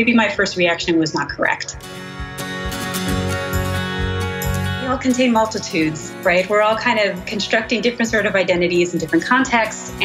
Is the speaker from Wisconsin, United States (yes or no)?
no; Cranford, New Jersey, United States; I'm originally from Cranford, New Jersey, which is kind of a suburb of New York City in Union County, just less than an hour outside New York City, a town of about 20, 22,000 people. So I grew up in suburban New Jersey